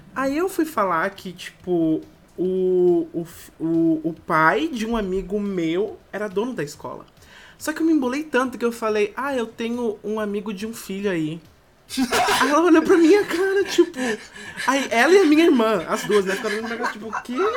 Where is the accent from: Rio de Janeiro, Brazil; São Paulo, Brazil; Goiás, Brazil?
São Paulo, Brazil; Campos do Jordão; now in Manaus, Brazil; na minha cidade natal, lá Campos do Jordão, que é bem pequenininha, todo mundo faz tudo andando